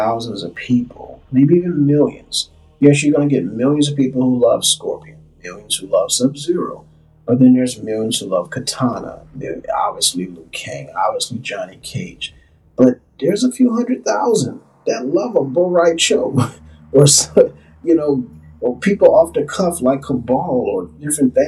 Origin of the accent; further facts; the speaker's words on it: New Orleans, Louisiana, United States; New Orleans, of all places, which is my hometown